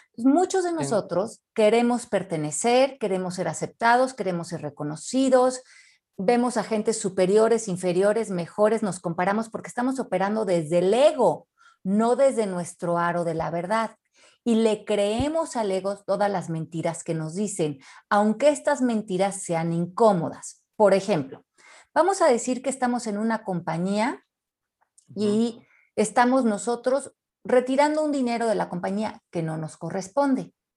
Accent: Mexico; los mexicanos somos divinos

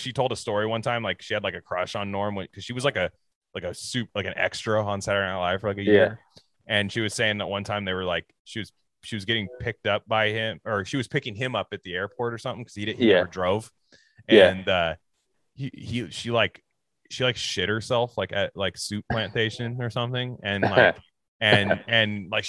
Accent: Louisiana, United States; And, and I'm from Louisiana.

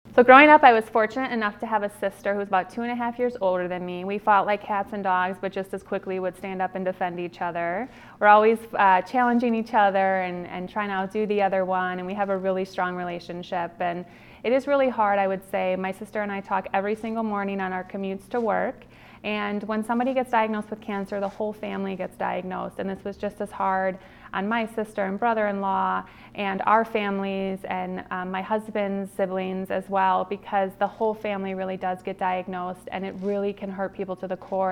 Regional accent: Milwaukee, Wisconsin, United States; also born or lived in Cincinnati, Ohio; I absolutely love growing up in Milwaukee

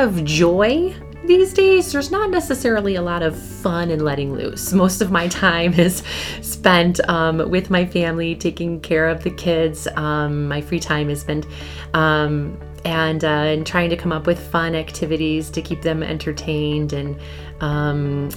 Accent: Lancaster, New York, United States; I grew up here in Western New York, just outside of Buffalo, in a small town called Lancaster.

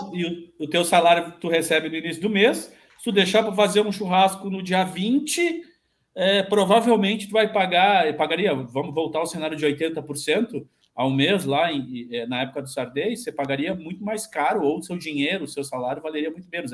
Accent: Brazil; eu sou brasileiro

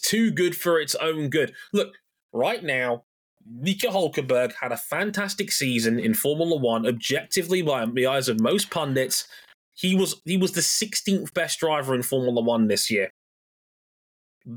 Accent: United Kingdom; also born or lived in Jamaica; As a Brit

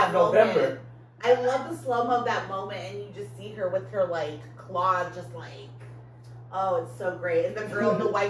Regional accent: Monterey Park, California, United States; I grew up in Monterey Park.

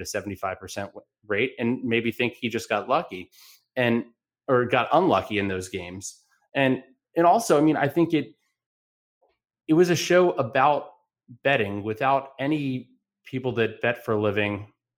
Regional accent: Alexandria, Virginia, United States; my hometown of Alexandria, Virginia

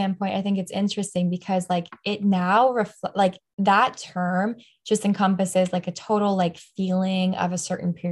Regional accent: New Jersey, United States; also born or lived in Trenton, New Jersey; I am New Jersey born. I've been here pretty much my whole life.

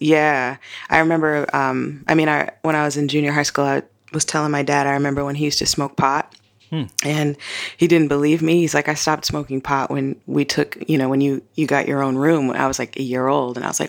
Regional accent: Brooklyn, New York, United States; I'm from Brooklyn, New York.

